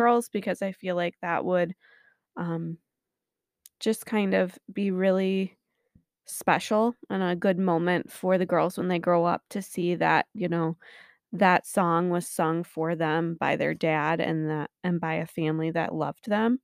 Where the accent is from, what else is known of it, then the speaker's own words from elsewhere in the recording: St. Joseph, Michigan, United States; moved away; also born or lived in Florida / Lansing; am from Saint Joe originally